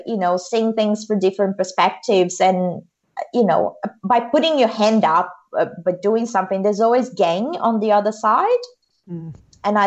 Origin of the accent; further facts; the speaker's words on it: Mato Grosso, Brazil; moved away as an adult; now in Adelaide, Australia; I currently live in Adelaide, but I'm from Brazil, from a state called Mato Grosso, which is in the middle of Brazil